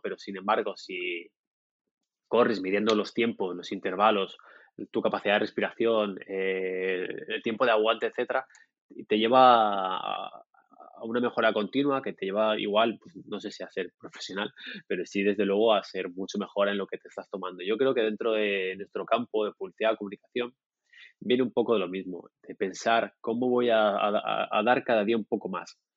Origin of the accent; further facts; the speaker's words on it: Murcia, Region of Murcia, Spain; now in Barcelona, Spain; yo nací en el sur de España, en una ciudad, una ciudad pequeñita que se llama Murcia